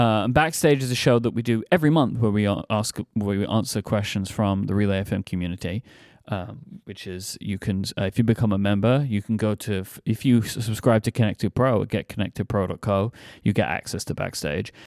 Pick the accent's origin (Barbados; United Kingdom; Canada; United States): United Kingdom; London; accent: Cockney; my hometown